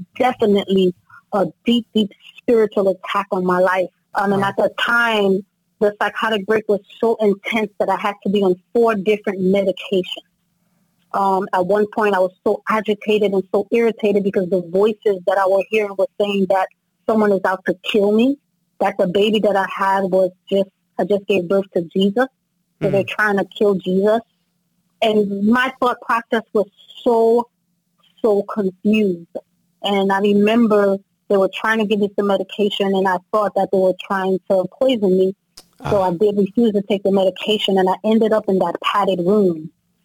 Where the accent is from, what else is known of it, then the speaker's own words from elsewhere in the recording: New Jersey, United States; Both of my parents are from Haiti, but I grew up in New Jersey, so I've been in the States basically all my life